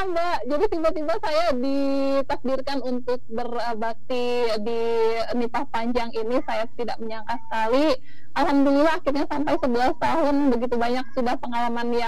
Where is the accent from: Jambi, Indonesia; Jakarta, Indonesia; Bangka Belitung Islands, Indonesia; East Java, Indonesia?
Jambi, Indonesia; saya lahir dan besar di kota Jambi